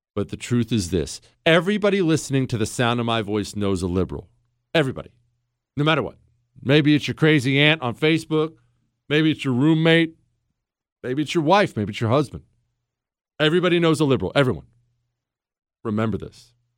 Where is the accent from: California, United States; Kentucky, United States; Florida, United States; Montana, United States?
Montana, United States; moved away; also born or lived in Ohio; I grew up mainly in Montana. Now, some in Ohio, but mainly in Montana.